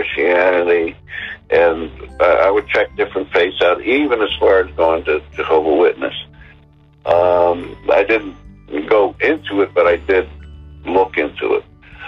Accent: New Jersey, United States; I was raised born and raised in New Jersey

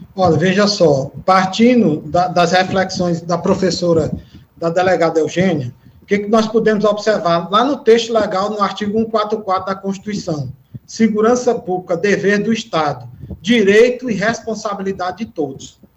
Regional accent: Teresina, Piauí, Brazil; sou nascido e criado aqui em Teresina

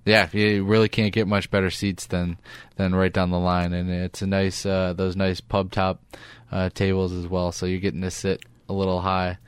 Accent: Detroit, Michigan, United States; moved away; I grew up in Detroit

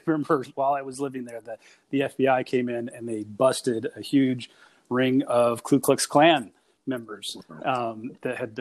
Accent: Mariposa, California, United States; also born or lived in San Diego, California / Yosemite National Park; I grew up mostly in Northern California. I live in San Diego now, which is where I was born.

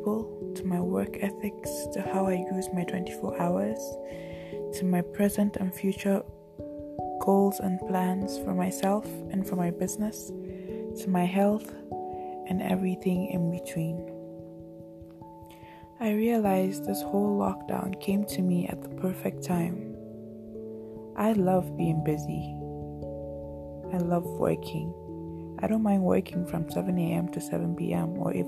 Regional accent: Nigeria; being a Nigerian

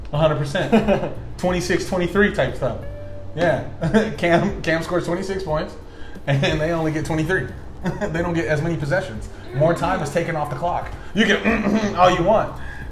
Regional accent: Texas, United States; Dude, I'm from Texas too. That's crazy.

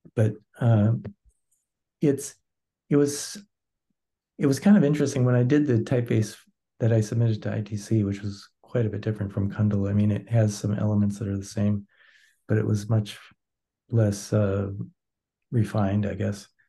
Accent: Wisconsin, United States; now in St. Paul, United States; I'm from originally from Wisconsin

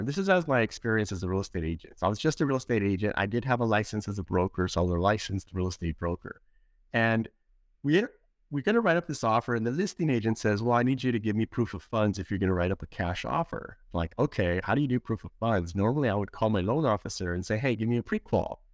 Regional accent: Los Angeles, California, United States; I was born and raised in Los Angeles, California

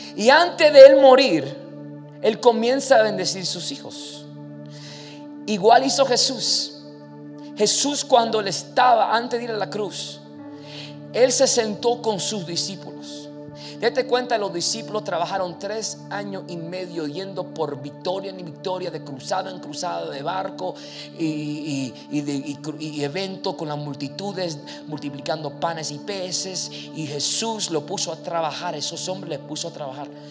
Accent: New York, United States; Spanish is a second language; now in New Jersey, United States; yo vengo del el estado de New York. Soy ahora residente de New Jersey, que está a 15 minutos de Nueva York. Y vengo de New York, entonces soy un gringo en el sentido, porque mis padres nacieron en los Estados Unidos y yo también

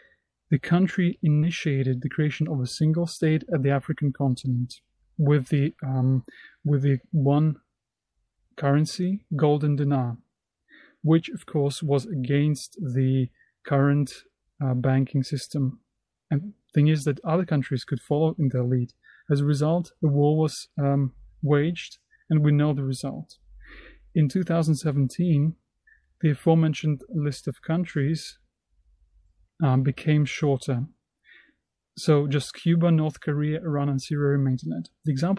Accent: Brest, Brest Region, Belarus; English is a second language; an entrepreneur from Belarus, from the city of Brest. Hello, dear friends. … I'm an entrepreneur from Belarus.

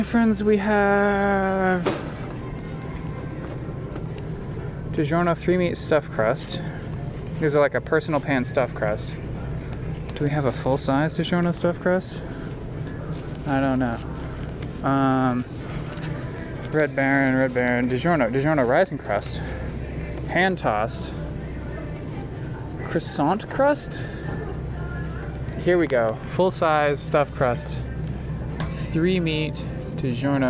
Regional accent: United States; I'm an American

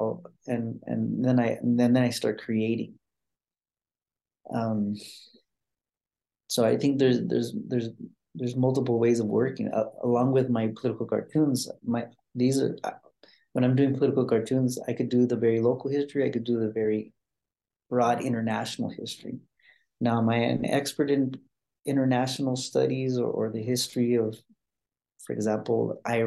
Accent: Albuquerque, New Mexico, United States; I'm originally from Albuquerque, New Mexico, which is where I'm speaking to you from.

